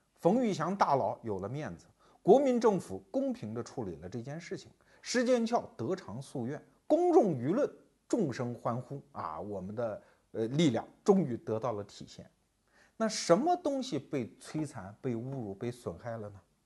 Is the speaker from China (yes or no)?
yes; Anhui, China; 我们安徽人